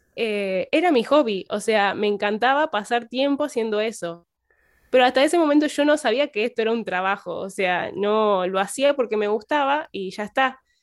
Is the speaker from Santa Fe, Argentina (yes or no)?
yes; Piamonte, Santa Fe, Argentina; soy de Piamonte, provincia de Santa Fe, es un pueblito muy chiquito